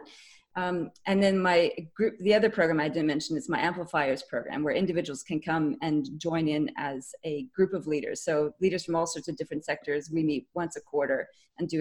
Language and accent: English; Canada; now in Australia; I'm a Canadian originally, and I live in Australia now